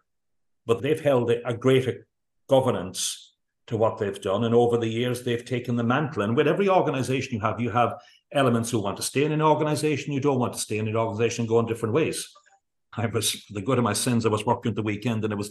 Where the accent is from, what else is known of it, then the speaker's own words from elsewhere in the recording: Kerry, Munster, Ireland; we grew up in Kerry in a rural organized parts of the world